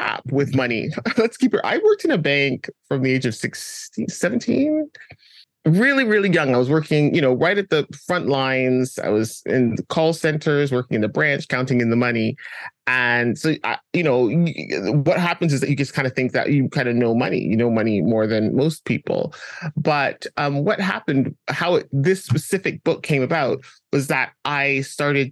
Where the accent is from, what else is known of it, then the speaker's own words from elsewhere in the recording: Canada; also born or lived in London; I was born in London, but raised in Canada.